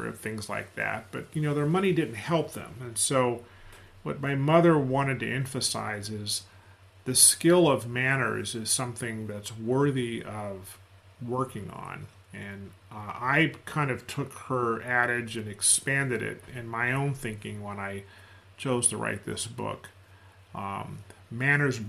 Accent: United States; I'm an American. I'm a Black American

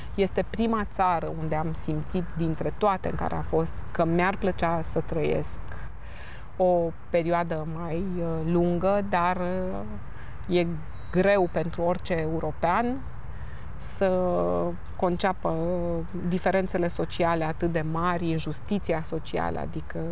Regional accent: Romania; Sunt româncă

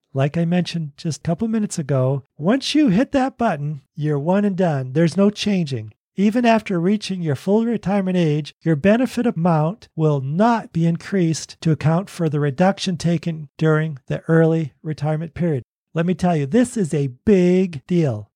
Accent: Boston, Massachusetts, United States; also born or lived in Oregon / California; now in Tennessee, United States; I grew up in Boston. We lived in Oregon. We lived in California and now Tennessee.

